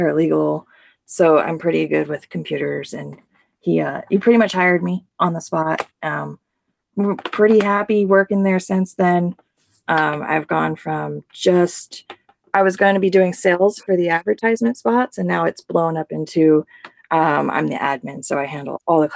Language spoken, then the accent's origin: English; Sacramento, California, United States; also born or lived in Louisiana; Sacramento, California